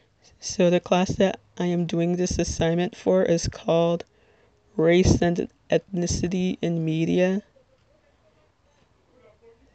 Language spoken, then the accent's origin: English; Little Ferry, New Jersey, United States; I'm from Little Ferry, New Jersey, which, if you're not familiar with, it is in Bergen County